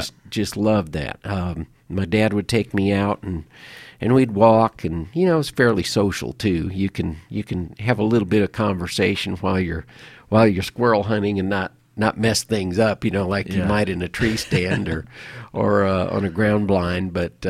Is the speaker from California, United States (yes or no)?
no; Omaha, Nebraska, United States; Yeah, you know, when I was growing up in Nebraska, I lived in the Omaha area over in the eastern part of the state.